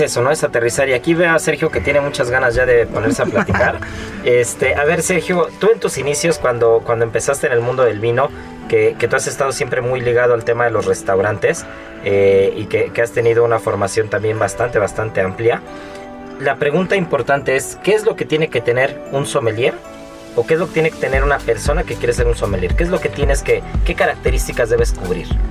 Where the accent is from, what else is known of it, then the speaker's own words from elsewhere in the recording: Mexico; nos identifica como mexicanos